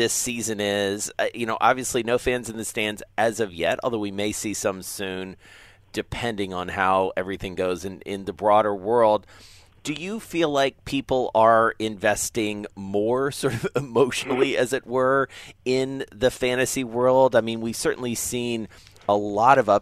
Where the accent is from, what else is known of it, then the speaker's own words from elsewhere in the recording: Atlanta, Georgia, United States; I am from Atlanta